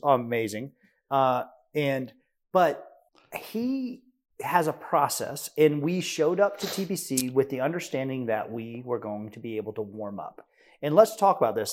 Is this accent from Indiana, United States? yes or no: no; Tennessee, United States; we're from Tennessee.